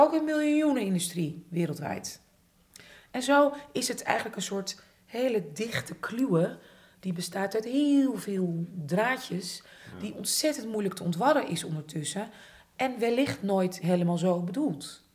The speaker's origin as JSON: {"language": "Dutch", "town": "Amsterdam", "region": "North Holland", "country": "Netherlands", "tie": "born or raised there", "said": "ik ben opgegroeid in Buitenveldert, ik zat op hockey"}